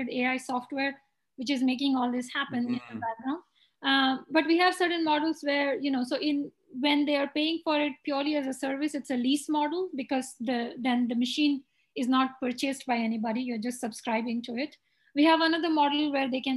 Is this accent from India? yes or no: yes; India; moved away as an adult; now in United States; when I was growing up in India